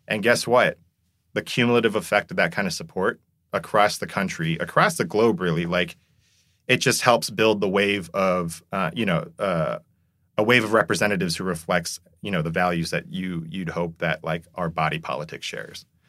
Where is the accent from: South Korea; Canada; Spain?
South Korea; moved away; I'm someone who grew up in Korea